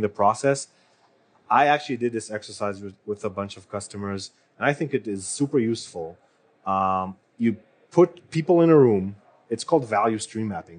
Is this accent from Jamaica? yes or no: no; Israel; moved away; I am from Israel and I worked with a mm-hmm. lot of startups